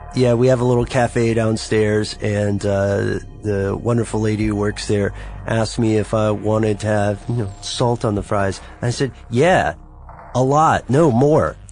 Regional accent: United States; We are all from the United States

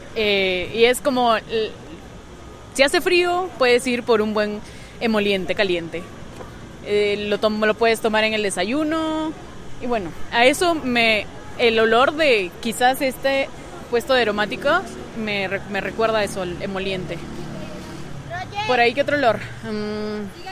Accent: Peru

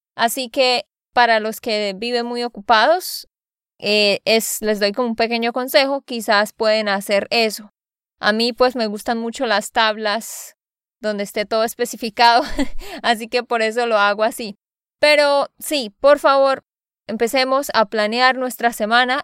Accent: Santander, Colombia; de Santander, Colombia

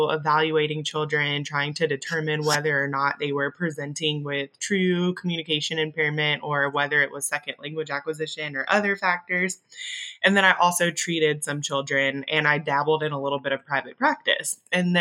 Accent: Augusta, Georgia, United States; first language English; I'm originally from Augusta, Georgia.

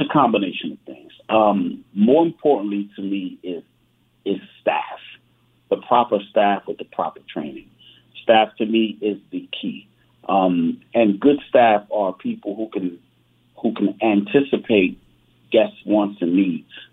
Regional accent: New York, United States; also born or lived in New Jersey; I was born in New York, but uh, went to school, went to Rutgers University in New Jersey

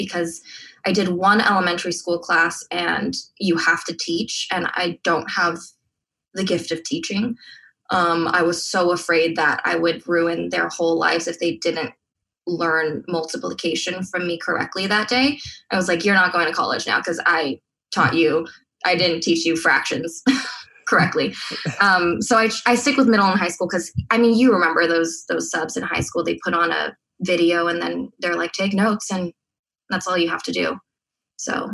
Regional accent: Diamond Bar, California, United States; In a suburb called Diamond Bar. We're close to Disneyland, 30 minutes

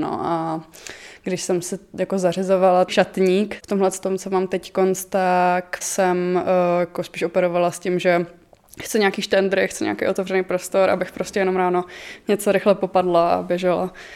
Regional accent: Mladá Boleslav, Central Bohemian Region, Czechia; moved away as an adult; now in Prague, Czechia; jsem z Mladý Boleslavy. Teď třetím rokem bydlím v Praze.

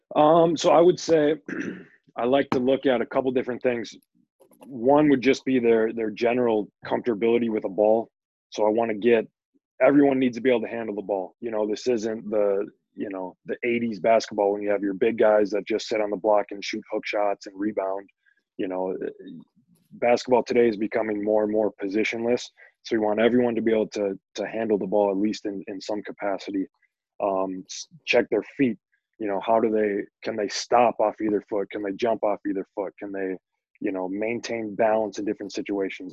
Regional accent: Princeton, Minnesota, United States; I grew up in Princeton

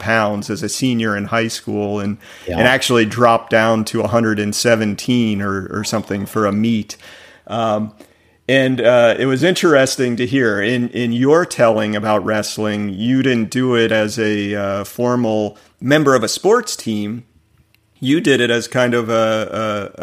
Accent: the South, United States; you and I grew up in the South

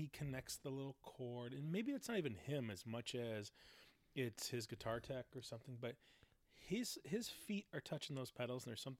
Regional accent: Michigan, United States; now in Portland, United States; growing up in Michigan.

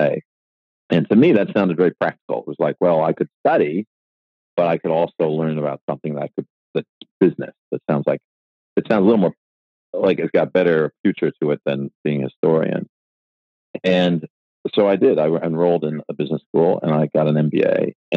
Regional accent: Buffalo, New York, United States; moved away as an adult; I was born in Buffalo, New York

